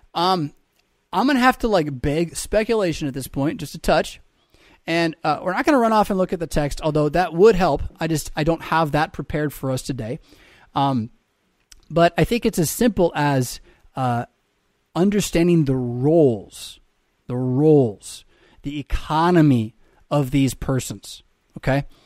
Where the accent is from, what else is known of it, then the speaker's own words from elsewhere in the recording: United States; I am as an American